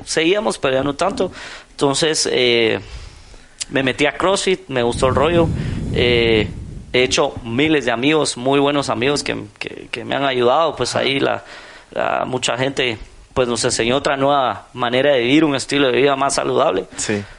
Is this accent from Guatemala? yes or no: yes; Guatemala; ya sabes cómo somos los chapines